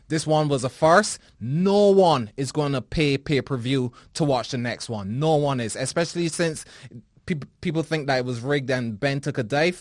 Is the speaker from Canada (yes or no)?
no; Barbados; born or raised there